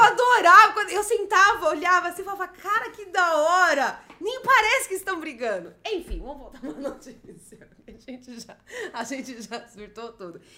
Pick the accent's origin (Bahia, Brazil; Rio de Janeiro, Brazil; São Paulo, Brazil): São Paulo, Brazil; eu sou paulista, eu sempre vivi em São Paulo